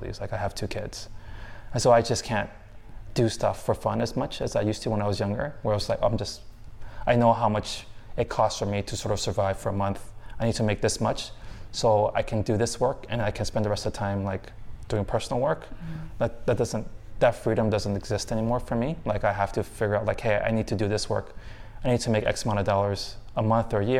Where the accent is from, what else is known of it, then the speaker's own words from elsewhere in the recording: United States; moved away; I was from America